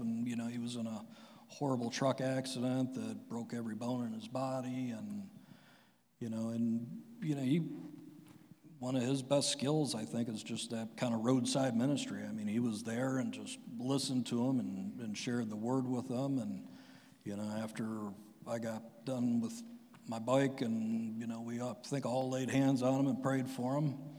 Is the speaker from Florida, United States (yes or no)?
no; Strongsville, Ohio, United States; my family moved to Strongsville, I think, in 1980. And, you know, I had your typical everyday suburb kid life.